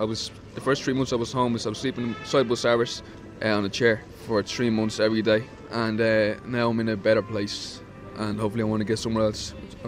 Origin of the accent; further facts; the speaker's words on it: Bray, Leinster, Ireland; From Bray.